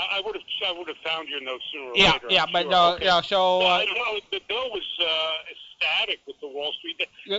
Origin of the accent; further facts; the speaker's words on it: New Jersey, United States; And I come from New Jersey, and I can do a southern accent, too.